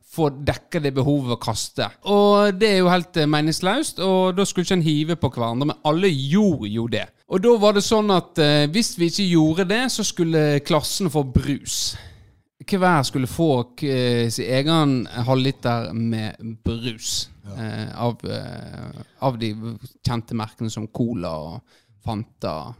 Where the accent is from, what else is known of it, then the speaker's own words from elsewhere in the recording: Florø, Vestland, Norway; jeg er fra Florø